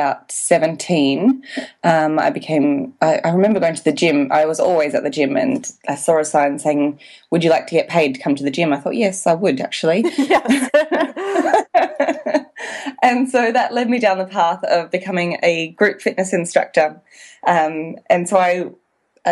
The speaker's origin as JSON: {"language": "English", "country": "Australia", "moved": "yes", "lives_now": "Wanaka, New Zealand", "said": "I am an Australian, but I'm living in Wanaka, New Zealand"}